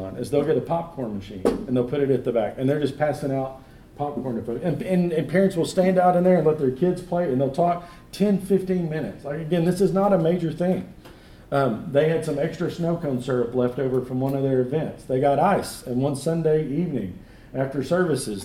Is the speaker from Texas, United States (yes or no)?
yes; Texas, United States; now in Searcy, United States; I grew up in Texas.